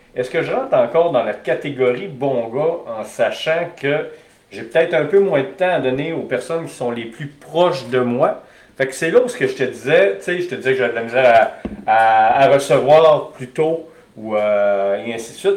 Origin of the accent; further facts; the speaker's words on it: Alma, Quebec, Canada; j'ai grandi à Alma